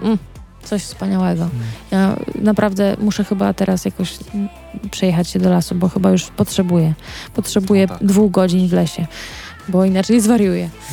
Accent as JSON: {"language": "Polish", "town": "Wyszków", "region": "Masovian Voivodeship", "country": "Poland", "said": "ja pochodzę z Wyszkowa yy, i Wyszków jest pod Warszawą"}